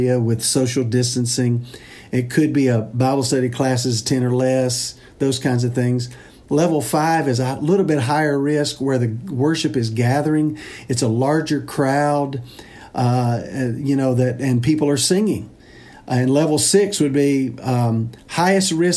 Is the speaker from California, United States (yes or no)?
no; Mississippi, United States; now in Nashville, United States; Mississippi, my home state